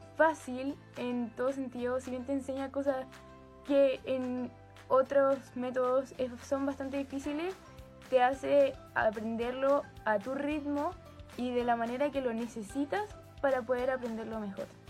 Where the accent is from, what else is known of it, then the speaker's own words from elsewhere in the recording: Santiago, Santiago Metropolitan Region, Chile; de Santiago de Chile, tengo 16 años y soy ex alumna del colegio Hualquén Montessori.